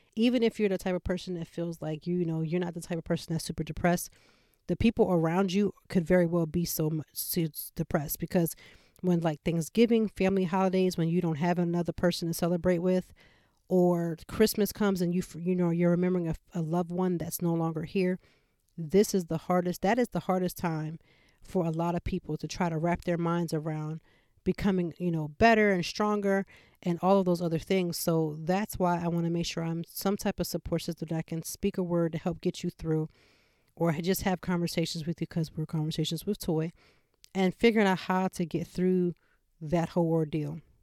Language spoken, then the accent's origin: English; Pennsylvania, United States; now in Philadelphia, United States; about an hour and a half from Philadelphia to my hometown